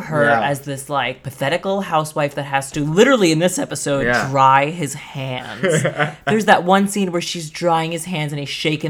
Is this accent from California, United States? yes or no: no; New York City, New York, United States; I grew up in Brooklyn, just FYI.